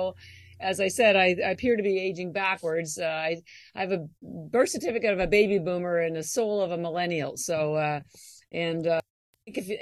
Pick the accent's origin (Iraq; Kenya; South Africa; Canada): Canada; moved away as an adult; I'm actually Canadian, as I may have mentioned, and all my education was in Canada.